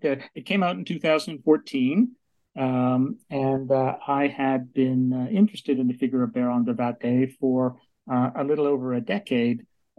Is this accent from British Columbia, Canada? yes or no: yes; Vancouver, British Columbia, Canada; I grew up in Vancouver, British Columbia, Canada.